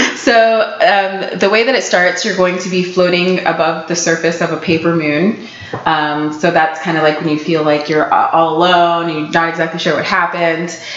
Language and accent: English; Florida, United States; moved away; I'm from Florida